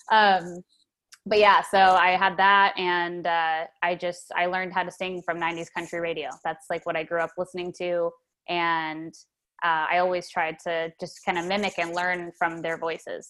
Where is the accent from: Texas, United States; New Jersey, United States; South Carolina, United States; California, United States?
California, United States; Fremont; moved away as an adult; also born or lived in Lake Berryessa, Napa Valley, California; now in Nashville, United States; I grew up in Fremont, California in the suburbs when I was really young. And then we moved up to Napa Valley to a place called Lake Berryessa